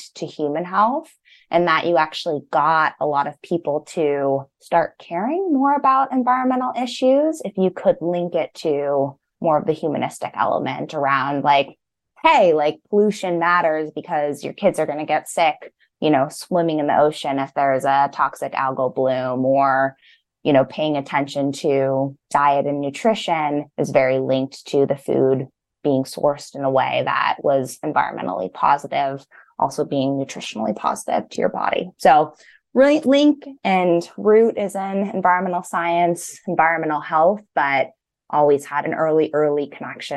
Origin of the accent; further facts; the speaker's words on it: Pasadena, California, United States; also born or lived in Los Angeles, United States; I grew up in Pasadena, so on the east side